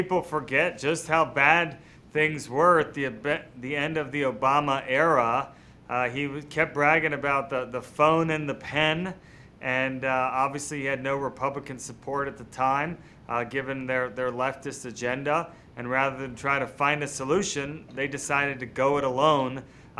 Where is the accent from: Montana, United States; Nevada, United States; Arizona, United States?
Nevada, United States